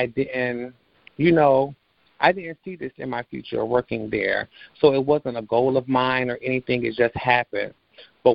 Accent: Orlando, Florida, United States; I was born and raised here in Orlando, Florida

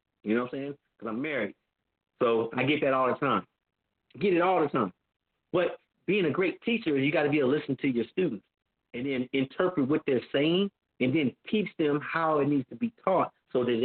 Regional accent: Compton, California, United States; moved away; also born or lived in Carson, California / Clark County, Nevada; I'm a kid from Compton, California.

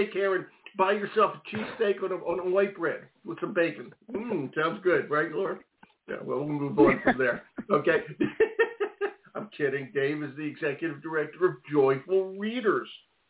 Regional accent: Philadelphia, Pennsylvania, United States; moved away; I grew up in Philly.

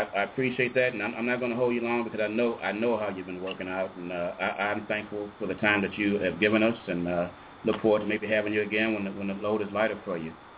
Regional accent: Chicago, Illinois, United States; moved away; I'm actually from Chicago, and uh, that's where my heart is, actually.

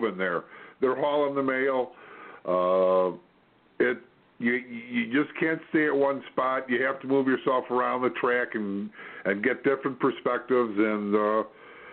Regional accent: Illinois, United States; I'm from Illinois

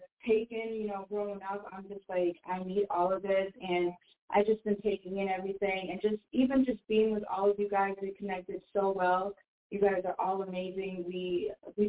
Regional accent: New Hampshire, United States; I'm from New Hampshire

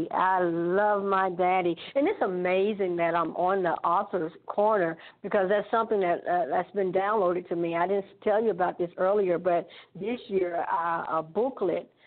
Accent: Sylacauga, Alabama, United States; Well, I'm originally from Sylacauga, Alabama, country girl.

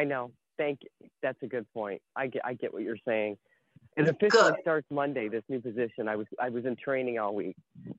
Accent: Ohio, United States; I'm calling for Hawaii. I'm from Ohio.

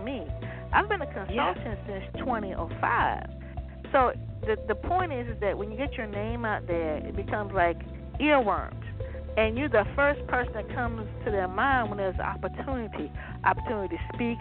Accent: Waverly, Virginia, United States; Virginia, my background. I was like, you know, I'm from Waverly.

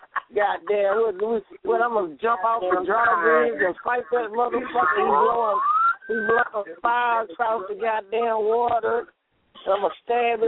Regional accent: Houston, Texas, United States; I'm from the goddamn dirty south. I'm from Houston, Texas.

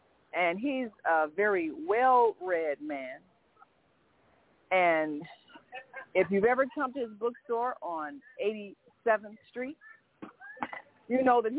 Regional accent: Detroit, Michigan, United States; Well, I am from Detroit. I've been doing this for 15 years.

